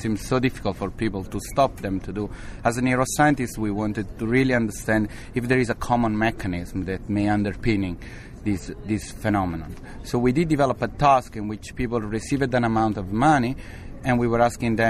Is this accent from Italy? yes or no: yes; Italy; also born or lived in England; now in Pasadena, United States; I'm from Italy